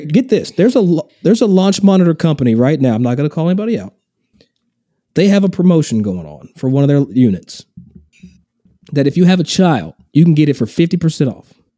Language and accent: English; Versailles, Kentucky, United States; also born or lived in Lexington, Kentucky; now in Scottsdale, United States; I'm from Versailles, Kentucky. Not Versailles, same spelling, but I'm from Versailles. And it's just outside of Lexington